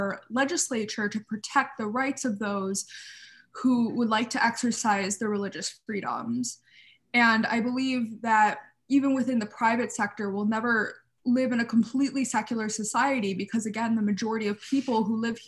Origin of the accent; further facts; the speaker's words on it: United States; as an American Orthodox Jew